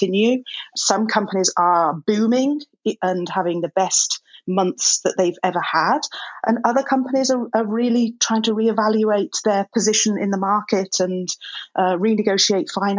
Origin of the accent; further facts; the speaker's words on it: England, United Kingdom; now in Los Angeles, United States; I'm a English woman